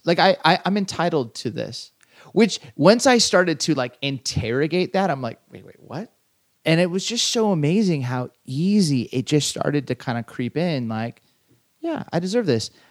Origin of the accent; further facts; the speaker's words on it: Southern California, United States; I grew up in Southern California